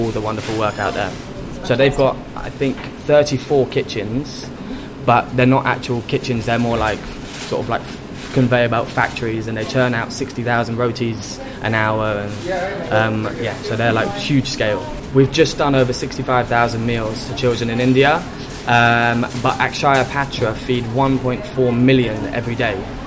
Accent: London, United Kingdom; I grew up in London, in North London

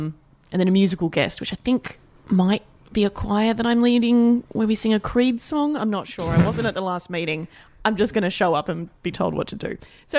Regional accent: Albany, Western Australia, Australia; moved away as an adult; also born or lived in Perth; Yeah, because I've been gone for 6 years and Perth's not my hometown. Albany is, so I was only there for a few years anyway.

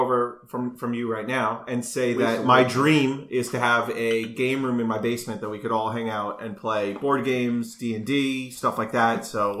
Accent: Long Island, New York, United States; I'm just from Long Island.

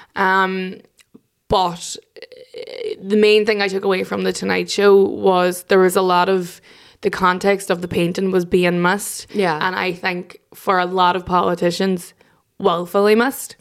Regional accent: Derry, Northern Ireland, United Kingdom; I'm from Derry

